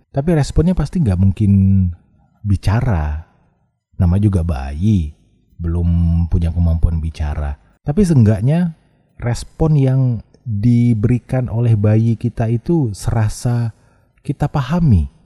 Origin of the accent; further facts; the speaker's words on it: Padang, West Sumatra, Indonesia; saya asalnya dari Padang, profesi saya penyiar